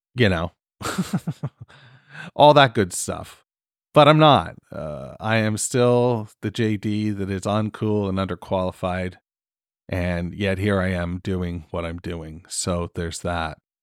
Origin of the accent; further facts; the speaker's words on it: Canada; I'm fucking Canadian